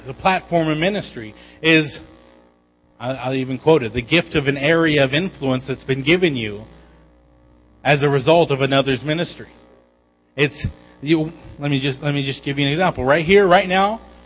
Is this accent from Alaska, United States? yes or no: yes; Igiugig, Alaska, United States; moved away; Growing up in Igiak